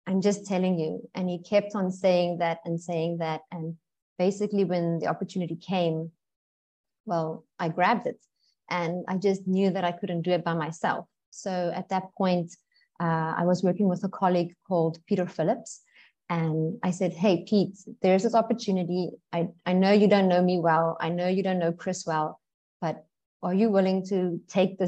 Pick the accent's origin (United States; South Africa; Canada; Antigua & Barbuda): South Africa; now in Bali, Indonesia; I'm from South Africa